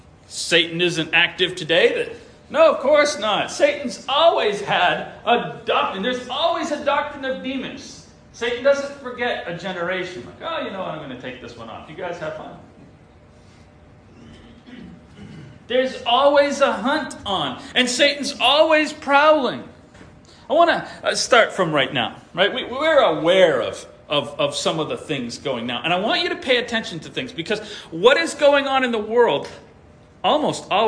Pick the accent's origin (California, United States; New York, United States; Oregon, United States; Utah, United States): New York, United States; it was the congregation where we were when I was born in New York